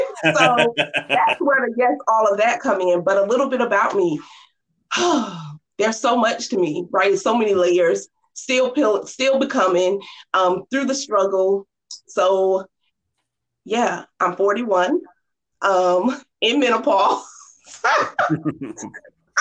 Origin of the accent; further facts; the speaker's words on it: Norfolk, Virginia, United States; I grew up in Norfolk, Virginia, 757